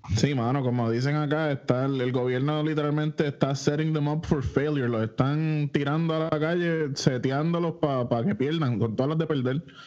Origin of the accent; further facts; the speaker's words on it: Isabela, Puerto Rico; yo soy de Isabela